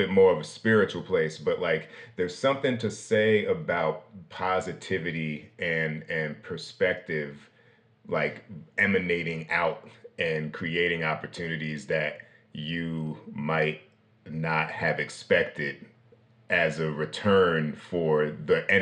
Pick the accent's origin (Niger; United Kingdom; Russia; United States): United States; I'm from New Jersey, New York